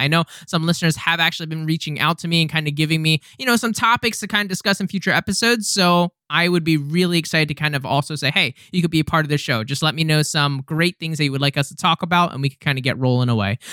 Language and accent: English; United States; as an American myself